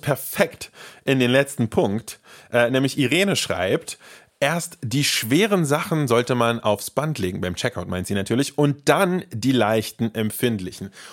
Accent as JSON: {"language": "German", "country": "Germany", "said": "bei uns in Deutschland"}